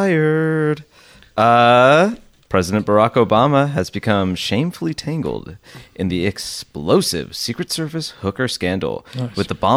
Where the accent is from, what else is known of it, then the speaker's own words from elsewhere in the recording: United States; I'm an American